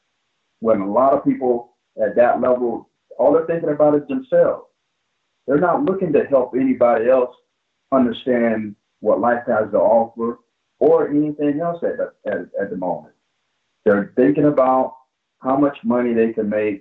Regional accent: Plant City, Florida, United States; the kid that was growing up in Plant City

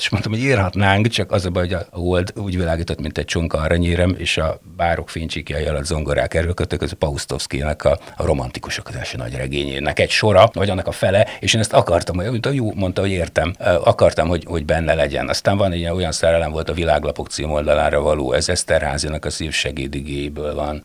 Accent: Kisvárda, Szabolcs-Szatmár-Bereg, Hungary; moved away; also born or lived in Debrecen; odahaza Kisvárdán volt

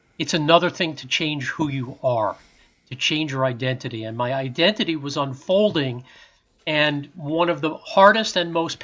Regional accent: New York City, New York, United States; moved away as an adult; also born or lived in New Jersey; I grew up in New York City

